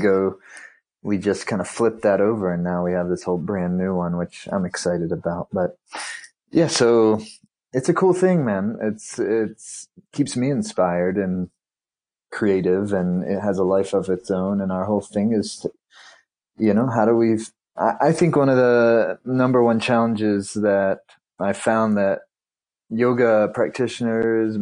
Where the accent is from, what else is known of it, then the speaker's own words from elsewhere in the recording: South Carolina, United States; now in Nevada City, United States; I'm originally from the East Coast, though. I grew up in South Carolina